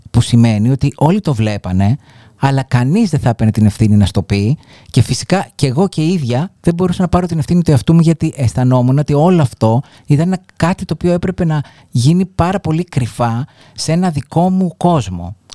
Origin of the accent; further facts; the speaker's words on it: Argostoli, Ionian Islands, Greece; Λοιπόν, εγώ ε, μεγάλωσα στο εργοστόλι της Κεφαλονιάς, σε μια πολύ συντηρητική κοινωνία